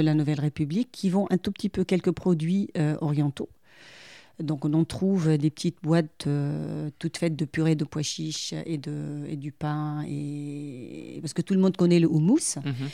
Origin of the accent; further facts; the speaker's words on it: Lebanon; moved away as an adult; now in France; Moi, en tant que Libanaise et une femme